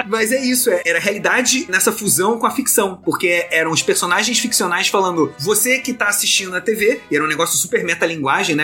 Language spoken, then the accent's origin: Portuguese; Rio de Janeiro, Brazil; eu sou do Rio de Janeiro